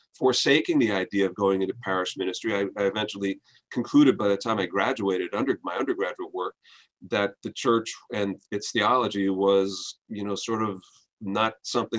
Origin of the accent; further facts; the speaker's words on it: New Jersey, United States; New Jersey. I grew up just outside of New York